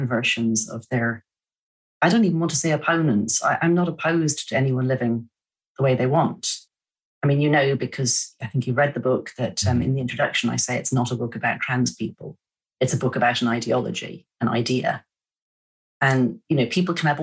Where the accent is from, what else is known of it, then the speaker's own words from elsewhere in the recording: Ireland; moved away; also born or lived in São Paulo, Brazil; I'm Irish